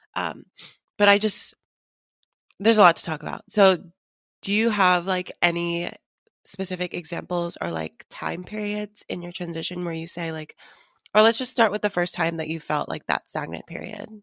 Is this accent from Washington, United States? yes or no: yes; Seattle, Washington, United States; moved away; I went back home to visit Seattle